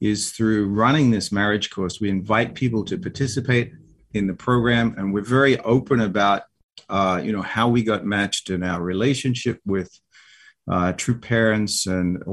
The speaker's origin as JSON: {"language": "English", "country": "Australia", "moved": "yes", "lives_now": "United States", "said": "I have a little accent my wife doesn't have an accent, but, you know, I say, oh, I'm from Australia"}